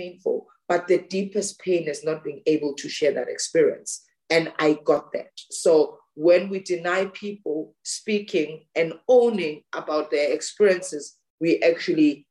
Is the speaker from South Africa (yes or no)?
yes; South Africa; growing up in South Africa